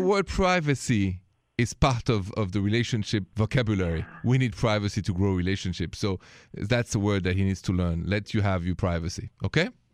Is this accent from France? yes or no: yes; France; accent: French; My accent is French